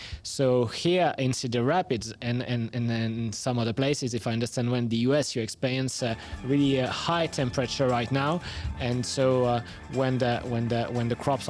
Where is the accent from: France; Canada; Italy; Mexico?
France; accent: French; English is a second language; we are home base in France, so that's where my accent comes from